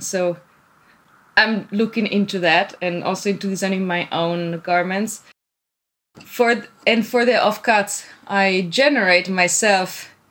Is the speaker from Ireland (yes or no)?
no; Italy; moved away as an adult; now in Tokyo, Japan; originally, I'm from Italy